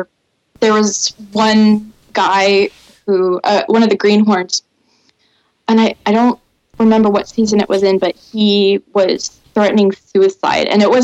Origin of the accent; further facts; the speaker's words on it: Alaska, United States; also born or lived in North Carolina; now in Maine, United States; So I was born in Alaska and bounced between there and North Carolina. And then I chose Maine because it's the Alaska of the East Coast.